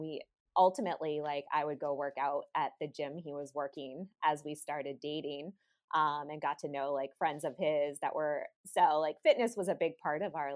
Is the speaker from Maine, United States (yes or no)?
yes; Maine, United States; moved away as an adult; also born or lived in Boston, Massachusetts / Florida; I'm born and raised in Maine